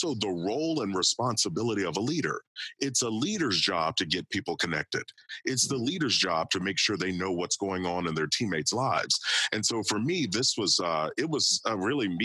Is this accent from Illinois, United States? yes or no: no; Kentucky, United States; I grew up in Kentucky and played football, wrestled, played baseball there